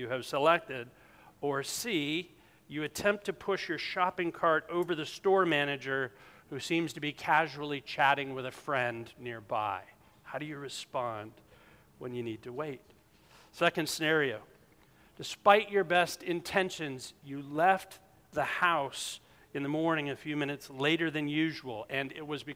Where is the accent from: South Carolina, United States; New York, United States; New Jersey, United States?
South Carolina, United States; moved away; I'm from South Carolina